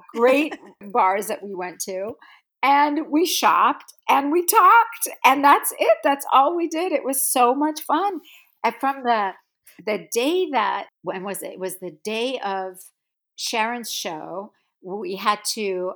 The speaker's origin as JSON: {"language": "English", "country": "South Africa", "tie": "born or raised there", "moved": "yes", "said": "I grew up in South Africa"}